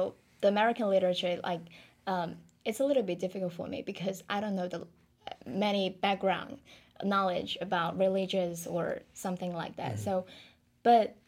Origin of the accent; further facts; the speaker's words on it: China; English is a second language; moved away as an adult; we came from China.